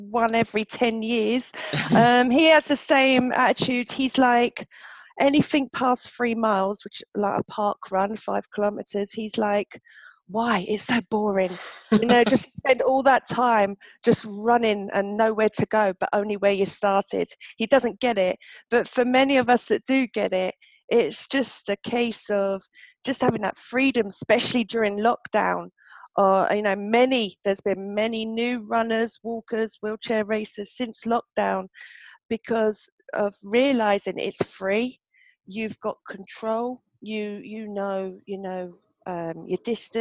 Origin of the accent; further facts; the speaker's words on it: Milton Keynes, South East England, United Kingdom; Milton Keynes, of course, my hometown